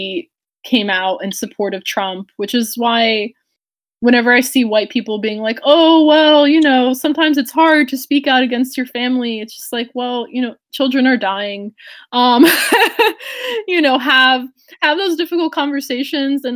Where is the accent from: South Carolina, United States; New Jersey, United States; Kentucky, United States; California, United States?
New Jersey, United States; Newark; moved away; my background growing up in Newark, New Jersey